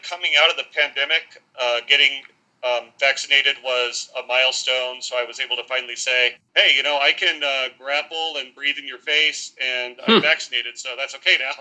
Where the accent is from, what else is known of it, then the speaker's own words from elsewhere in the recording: Southern California, United States; moved away as an adult; also born or lived in El Paso, Texas / Washington, D.C. area; now in Virginia, United States; Grew up in Southern California, joined the Army, took me to El Paso, Texas, and then to the D.C. area